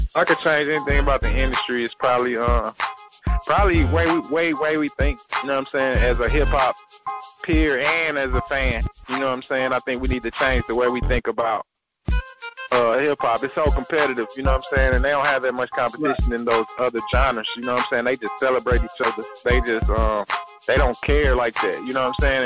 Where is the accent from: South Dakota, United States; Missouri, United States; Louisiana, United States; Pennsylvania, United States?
Missouri, United States; St. Louis; we come from St. Louis